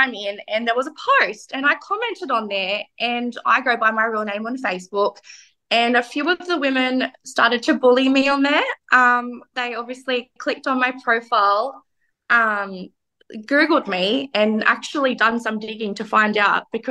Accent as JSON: {"language": "English", "region": "New South Wales", "country": "Australia", "tie": "born or raised there", "said": "I grew up in New South Wales"}